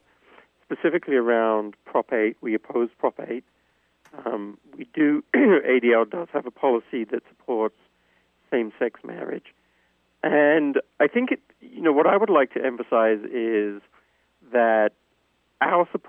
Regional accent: England, United Kingdom; moved away; I grew up in England

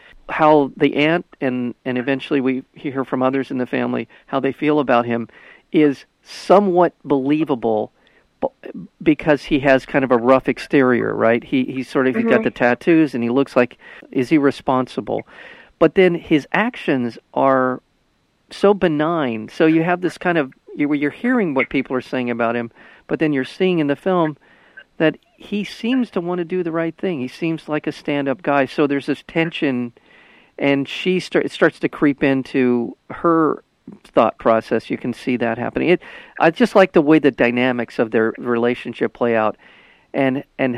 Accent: Los Angeles, California, United States; I grew up in the Los Angeles area

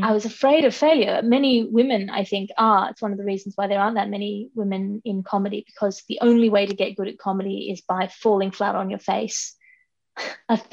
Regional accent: Sydney, New South Wales, Australia; also born or lived in London; I grew up here in Sydney with my twin brother and my mother and my father

